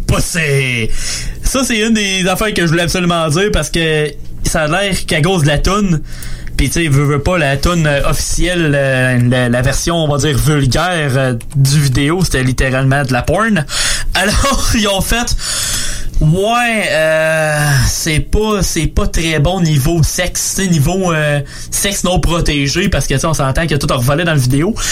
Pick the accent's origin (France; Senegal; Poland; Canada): Canada; Moi, je suis Canadien